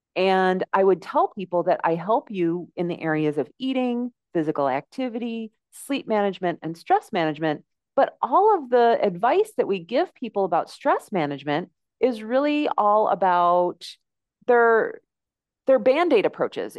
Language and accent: English; United States; moved away as an adult; now in Mexico; my accent, you can probably tell that I am from the United States